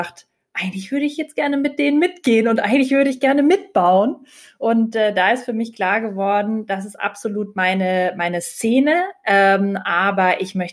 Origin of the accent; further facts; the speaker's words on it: Lake Constance, Germany; ich habe letztes Jahr genutzt, um längere Zeit am Bodensee zu sein, wo ich herkomme und habe von da gearbeitet.